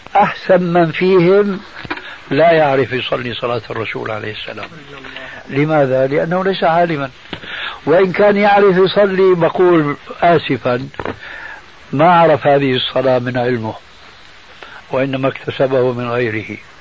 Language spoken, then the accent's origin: Arabic; Damascus, Syria; moved away; من بلاد الشام قبل أن نسكن هذا البلد